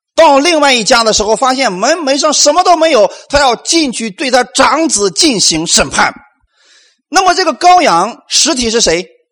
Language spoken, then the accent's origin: Chinese; China; 我们中国人